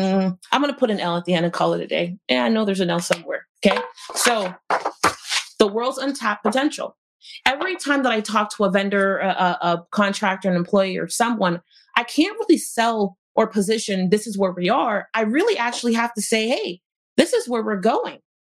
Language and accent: English; Florida, United States; I'm from Florida, I head to North Carolina